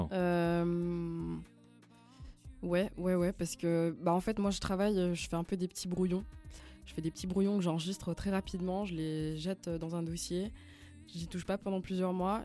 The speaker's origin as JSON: {"language": "French", "town": "Lausanne", "region": "Vaud", "country": "Switzerland", "tie": "born or raised there", "also_born_or_lived": "Belgium", "first_language": "Flemish", "second_language": "French", "said": "j'ai grandi à Lausanne, j'ai fait mes études à Lausanne"}